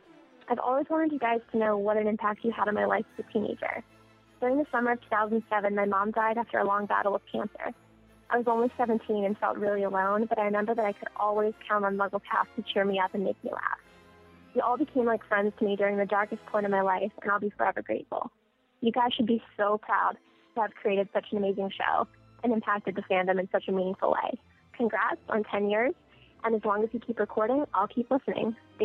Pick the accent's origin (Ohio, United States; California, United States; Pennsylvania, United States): Pennsylvania, United States; Reading; I'm from Reading, Pennsylvania.